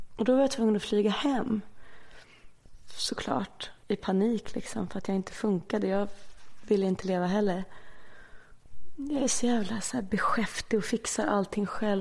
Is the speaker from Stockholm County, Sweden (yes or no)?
yes; Stockholm, Stockholm County, Sweden; Aspis tills jag var... Ja, tills jag började i tvåan sen i Enskedeskolan. För då eh, separerade mina föräldrar så då bodde jag Aspudden och sen flyttade vi till Enskede